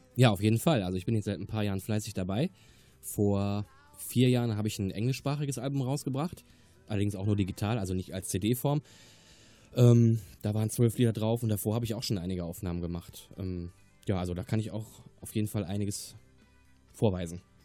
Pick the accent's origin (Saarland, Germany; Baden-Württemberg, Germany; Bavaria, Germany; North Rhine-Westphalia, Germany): North Rhine-Westphalia, Germany; Remscheid; also born or lived in Wermelskirchen-Dabringhausen; now in Wermelskirchen, Germany; Ich komme gebürtig aus Remscheid-Lennep und äh, wohne jetzt in Damenskirchen-Dabringhausen